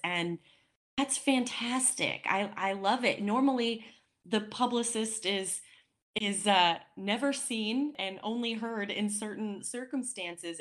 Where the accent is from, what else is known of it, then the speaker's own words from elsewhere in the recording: Wyoming, United States; a Wyomingite, being born and raised in Wyoming